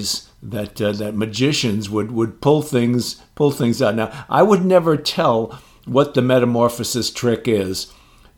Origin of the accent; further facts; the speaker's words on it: Jersey City, New Jersey, United States; I grew up in Jersey City